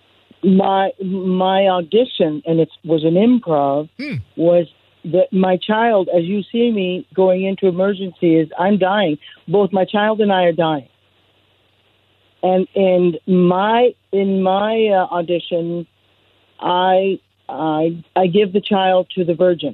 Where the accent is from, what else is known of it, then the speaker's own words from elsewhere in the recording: Nicaragua; English is a second language; moved away; also born or lived in Boyle Heights, Los Angeles, California; I was born in Boyle Heights, California, raised in Nicaragua